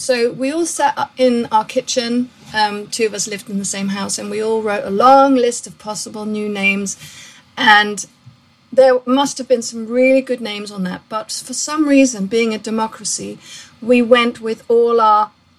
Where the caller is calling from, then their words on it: Brighton, South East England, United Kingdom; I'm ringing in from the UK and a lovely seaside town called Brighton.